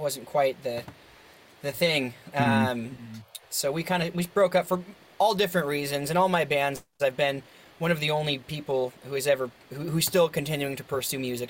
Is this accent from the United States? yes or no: yes; Seattle, Washington, United States; growing up in Seattle